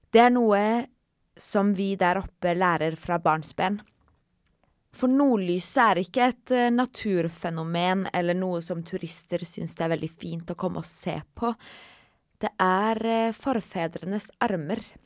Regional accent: Kautokeino, Finnmark, Norway; jeg kommer fra Kautokeino

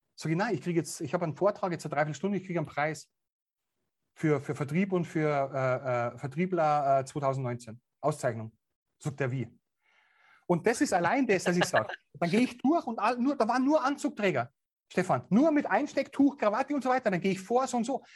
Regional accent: Bavaria, Germany; accent: Bavarian; natürlich auch bayerisch. Ich kann meinen Dialekt nicht verbergen

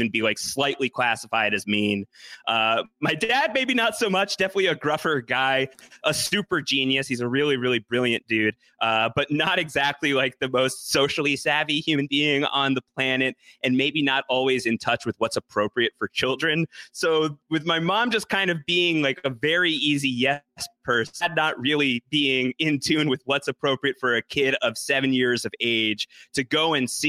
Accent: Long Island, New York, United States; also born or lived in Brooklyn, New York / Syracuse, New York; I grew up on Long Island, about 45 minutes away from New York City

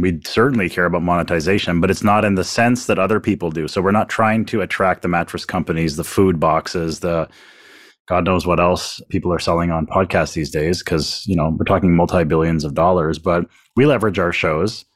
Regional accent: Canada; I'm sitting here as a Canadian

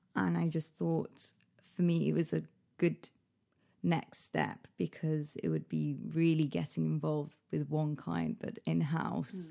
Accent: Manchester, North West England, United Kingdom; moved away as an adult; also born or lived in Liverpool; now in London, United Kingdom; I was born in Manchester. Um, I left there when I was eighteen to go to university in Liverpool

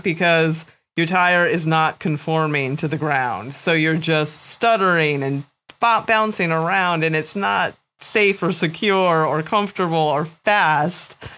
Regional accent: East Coast, United States; I am born and bred in the East Coast and have spent a lot of time racing and riding and training here

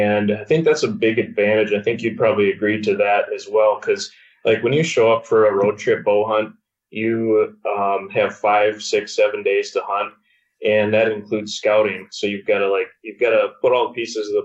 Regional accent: Wisconsin, United States; I grew up in Wisconsin

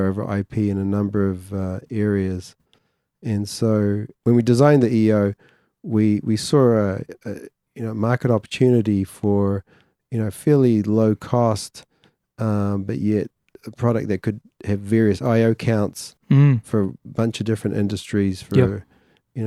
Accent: New Zealand; Some of the Māori influence on me being a New Zealander

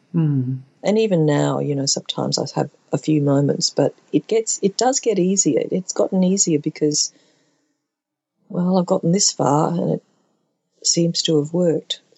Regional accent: Brisbane, Queensland, Australia; I'm Chinese Australian and born at a time of white Australia policy

